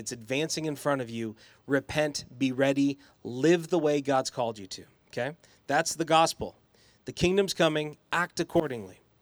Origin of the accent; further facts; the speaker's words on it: Boise, Idaho, United States; I grew up in the West Bench in the nineties, and then I went to Eagle High School